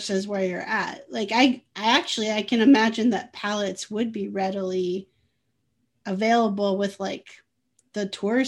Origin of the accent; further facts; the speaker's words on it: Midwest, United States; moved away as an adult; also born or lived in California; I'm in the Midwest now and grew up in the Midwest